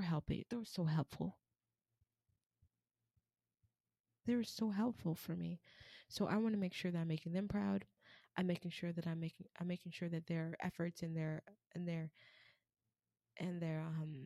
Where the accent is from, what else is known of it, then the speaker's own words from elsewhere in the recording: United States; I'm American. African American